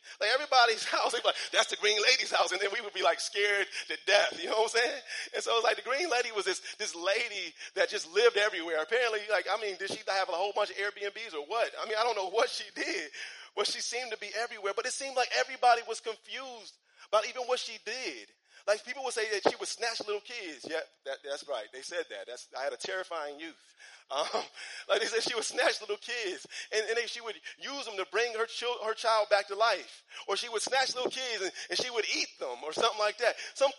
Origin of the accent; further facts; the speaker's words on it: Cleveland, Ohio, United States; I grew up in Cleveland, Ohio, and growing up in Cleveland, we had a lot of kind of things like stories that went around.